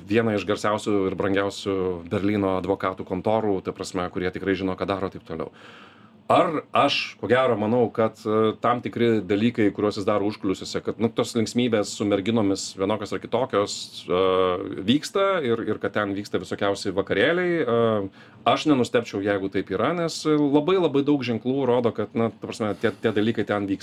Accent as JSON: {"language": "Lithuanian", "country": "Lithuania", "said": "aš iš Lietuvos"}